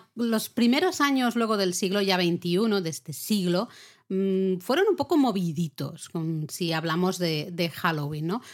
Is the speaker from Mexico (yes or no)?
no; Catalonia, Spain; yo soy catalana